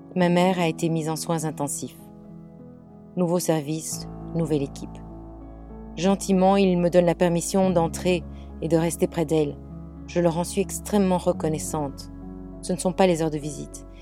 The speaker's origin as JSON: {"language": "French", "country": "Belgium", "moved": "as an adult", "lives_now": "England, United Kingdom", "said": "je suis belge. Je vis en Angleterre depuis 25 ans"}